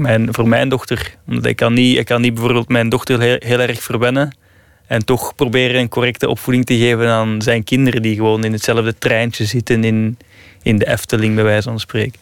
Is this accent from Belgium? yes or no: yes; Flanders, Belgium; moved away as an adult; now in Italy; ik als Belg